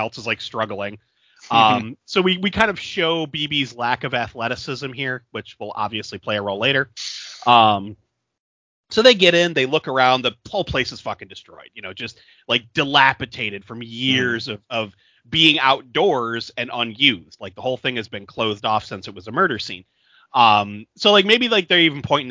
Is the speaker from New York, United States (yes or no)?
yes; Niagara Falls, New York, United States; born or raised there